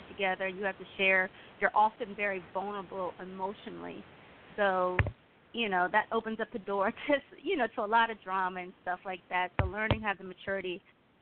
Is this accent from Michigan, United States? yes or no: no; Fairfax County, Virginia, United States; my first instrument growing up in Fairfax County in Virginia was the cello